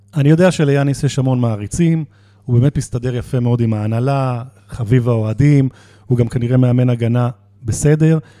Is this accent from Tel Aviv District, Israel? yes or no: no; Jerusalem, Jerusalem District, Israel; אני ירושלמי